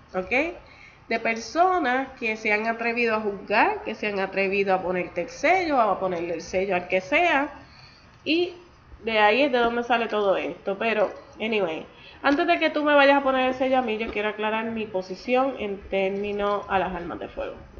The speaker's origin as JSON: {"language": "Spanish", "country": "Puerto Rico", "tie": "born or raised there", "said": "yo soy nacida y criada en Puerto Rico"}